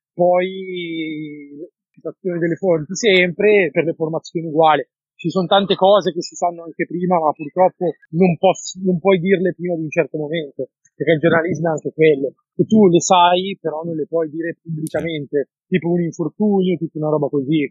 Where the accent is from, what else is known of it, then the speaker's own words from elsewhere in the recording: Monza, Lombardy, Italy; Io sono di Monza, ho studiato a Monza